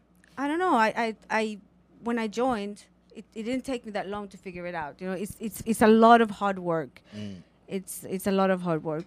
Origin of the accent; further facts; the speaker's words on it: Sweden; moved away; So, I'm half Swedish. I'm half Chilean and half Swedish. So, I grew up in Sweden.